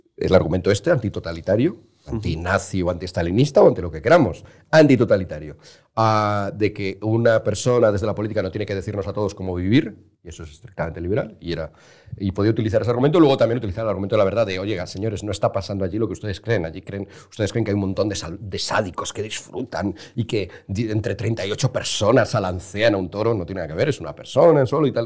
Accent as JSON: {"language": "Spanish", "country": "Spain", "said": "como español, como mediterráneo, como latino, como católico"}